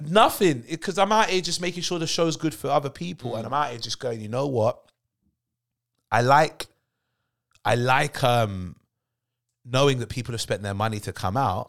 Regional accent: London, United Kingdom; being a Londoner

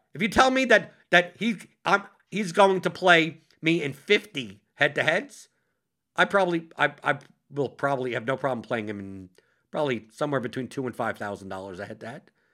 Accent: New York, United States; I'm a New Yorker

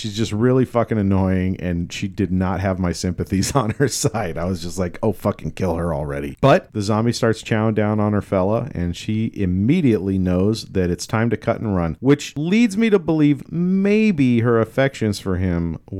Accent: Elk, United States; I grew up in Elk, and, you know, it's all farm boy country out there, and we all have guns lying around.

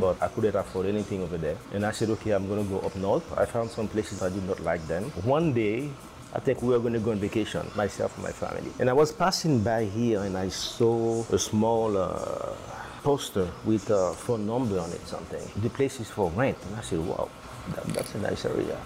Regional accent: Haiti; now in San Rafael, United States; I'm from the Caribbean, I'm from Haiti

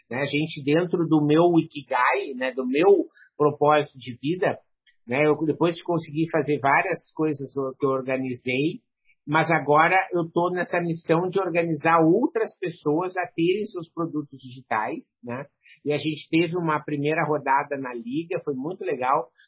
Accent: Rio Grande do Sul, Brazil; acho que é porque eu sou gaúcho

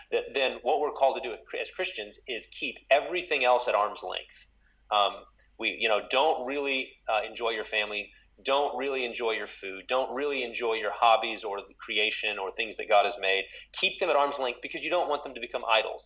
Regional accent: West Texas, United States; now in St. Paul, United States; I grew up in West Texas

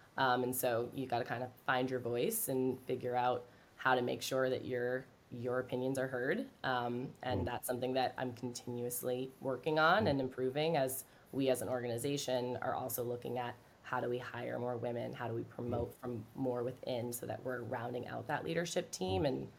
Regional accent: Ireland; I feel like because I'm Irish, I can get away with it this week

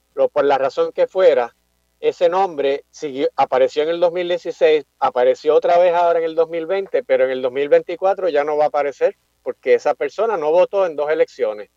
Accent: Carolina, Puerto Rico; also born or lived in Mayagüez; yo me crié, nací, me crié aquí en Carolina

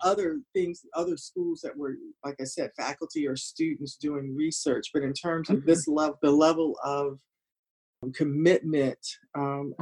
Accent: Hampton, Virginia, United States; I grew up in Hampton

